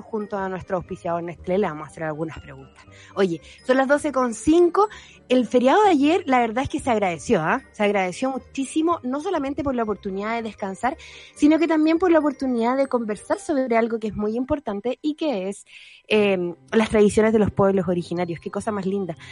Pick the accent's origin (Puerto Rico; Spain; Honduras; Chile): Chile; chilenos mestizos que somos